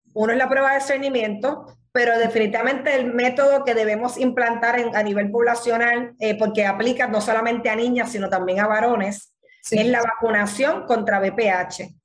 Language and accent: Spanish; Puerto Rico